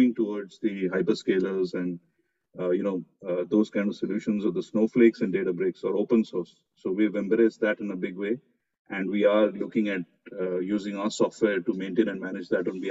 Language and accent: English; Mumbai, Maharashtra, India; moved away as an adult; now in Dubai, United Arab Emirates; I'm born and brought up in Mumbai, I love the place